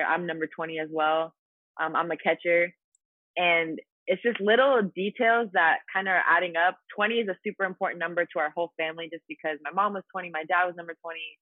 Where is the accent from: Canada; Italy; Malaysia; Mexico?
Italy; moved away as an adult; also born or lived in Louisiana; my hometown in Italy